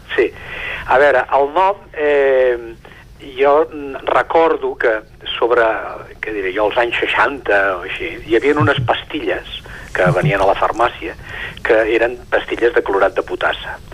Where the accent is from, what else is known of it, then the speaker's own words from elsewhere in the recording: Sant Feliu de Codines, Catalonia, Spain; és el que jo conec, és, des d'on sóc fill